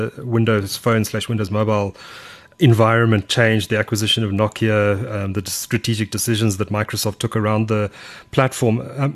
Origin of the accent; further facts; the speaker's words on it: Durban, KwaZulu-Natal, South Africa; That's my hometown